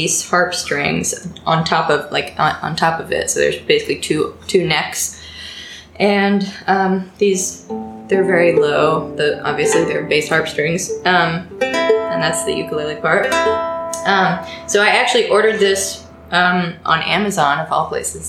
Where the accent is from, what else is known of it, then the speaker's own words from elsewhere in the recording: the DC suburbs, Virginia, United States; moved away as an adult; now in New York City, United States; I live in New York City. I'm originally from Virginia, the DC suburbs, but I've been here about 6-7 years now